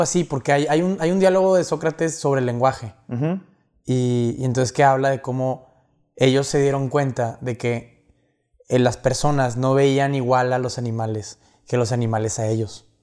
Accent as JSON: {"language": "Spanish", "town": "Monterrey", "region": "Nuevo León", "country": "Mexico", "said": "nuestra identidad como mexicanos, como regiomontanos"}